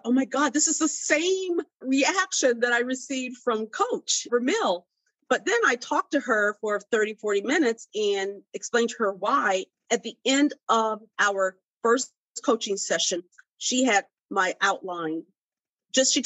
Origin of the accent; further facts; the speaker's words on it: Miami, Florida, United States; You're from my hometown